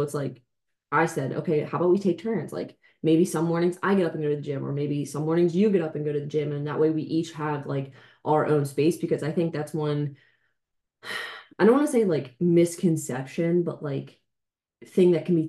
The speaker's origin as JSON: {"language": "English", "region": "New Jersey", "country": "United States", "said": "When I came from Jersey, you came from PA to Delaware."}